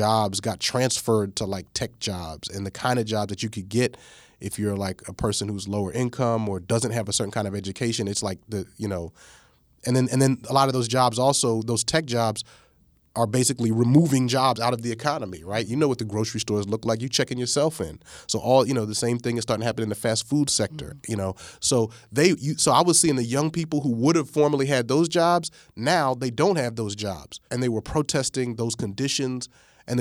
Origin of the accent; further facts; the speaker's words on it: New York, United States; moved away; also born or lived in East Coast; I was born in New York. I've lived on the East Coast, various places